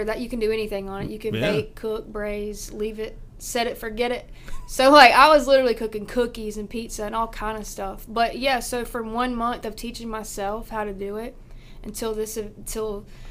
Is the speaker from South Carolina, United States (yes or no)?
yes; Rock Hill, South Carolina, United States; I'm from Rock Hill. I live in York County.